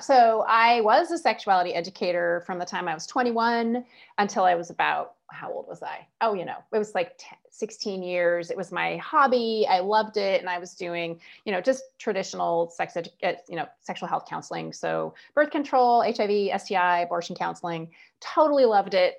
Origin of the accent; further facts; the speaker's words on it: United States; I'm American